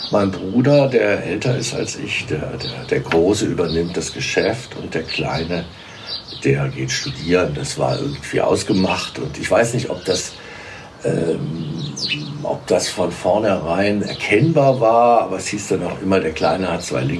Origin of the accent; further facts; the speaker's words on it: Melsungen, Hesse, Germany; now in Marburg, Germany; in Melsungen geboren. Melsungen ist ja bekannt durch die Firma Braun.